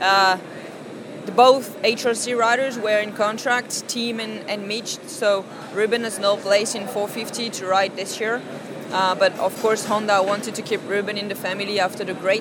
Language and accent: English; Paris, Île-de-France, France; I'm from Paris